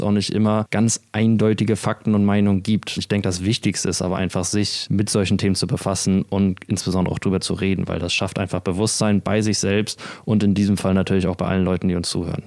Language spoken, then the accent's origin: German; Kiel, Schleswig-Holstein, Germany; moved away; Ich begrüße euch aus Kiel, der schönen Ostseeküste Deutschlands. Wir sind hier gerade bei meinen Eltern zu Besuch und ich bin richtig happy, wieder in meiner Heimat zu sein.